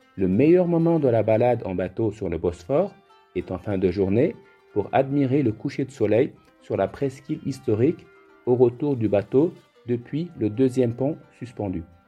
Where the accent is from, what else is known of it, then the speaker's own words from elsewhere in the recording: Cappadocia, Central Anatolia, Turkey; also born or lived in Istanbul; je suis originaire de la Cappadoce en Turquie.